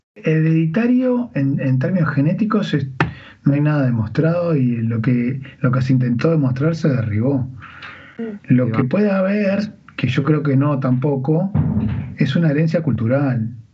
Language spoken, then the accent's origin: Spanish; Uruguay; cuántas personas somos exactamente los uruguayos